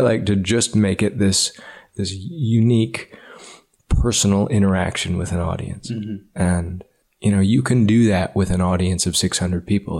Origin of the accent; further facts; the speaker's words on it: Ames, Iowa, United States; I grew up in Ames, Iowa